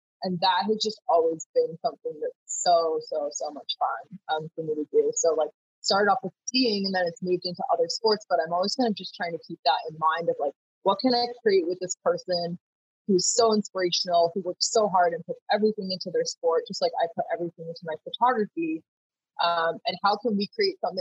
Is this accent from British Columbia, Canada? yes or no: yes; Vancouver, British Columbia, Canada; I started off growing up in Vancouver, was in the outdoors a lot